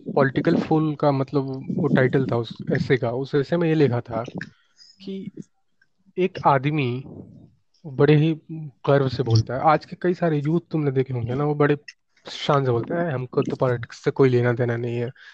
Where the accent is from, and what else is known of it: Dumraon, Bihar, India; born or raised there; moved away